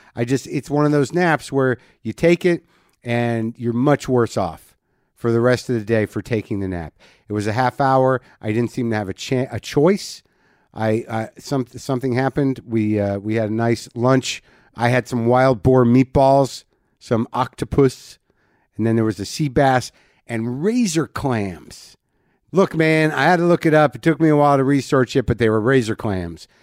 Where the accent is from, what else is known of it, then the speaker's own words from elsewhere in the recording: New Mexico, United States; moved away; I, I d, literally don't know any Spanish, even though I grew up in New Mexico.